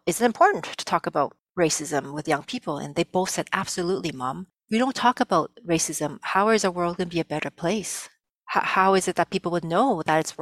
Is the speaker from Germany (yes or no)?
no; Canada; first language Cantonese; English is a second language; also born or lived in Vietnam; my family and I came to Canada as refugees in the late 70s